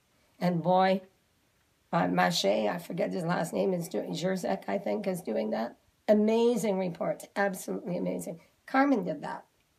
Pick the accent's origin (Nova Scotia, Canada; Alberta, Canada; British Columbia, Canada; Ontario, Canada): Nova Scotia, Canada; Cape Breton; moved away; I come from Cape Breton.